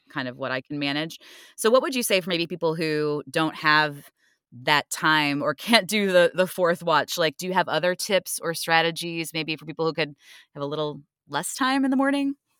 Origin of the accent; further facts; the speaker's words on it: Cleveland, Ohio, United States; moved away; I actually am from Ohio originally